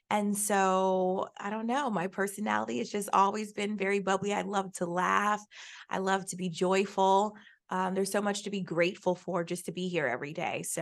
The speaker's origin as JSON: {"language": "English", "town": "Jacksonville", "region": "Florida", "country": "United States", "said": "I went right here to University of Central Florida. I came from Jacksonville."}